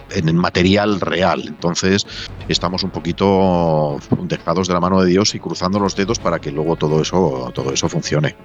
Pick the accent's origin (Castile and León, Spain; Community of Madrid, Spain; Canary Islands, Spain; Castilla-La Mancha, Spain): Castile and León, Spain; Valladolid